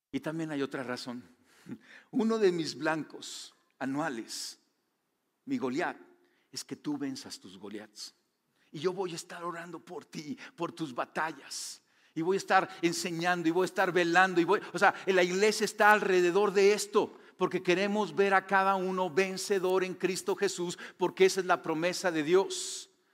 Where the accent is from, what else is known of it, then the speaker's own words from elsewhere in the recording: Mexico; tú y yo somos mexicanos